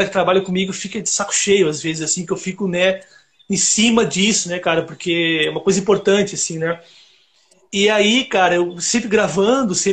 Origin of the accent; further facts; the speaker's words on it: South Region, Brazil; Então, cara, eu eu sou do Sul, né?